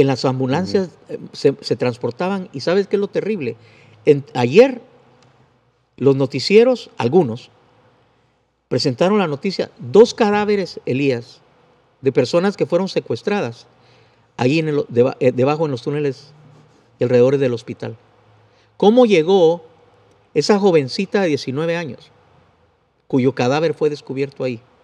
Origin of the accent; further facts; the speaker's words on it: Guatemala; como soy guatemalteco, uso el vos